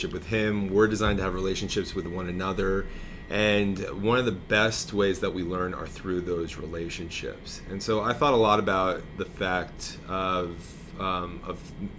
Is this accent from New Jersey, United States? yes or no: yes; New Jersey, United States; the parish where I grew up in North Jersey